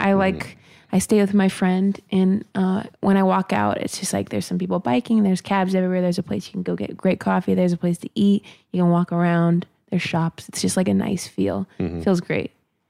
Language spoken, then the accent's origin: English; Ohio, United States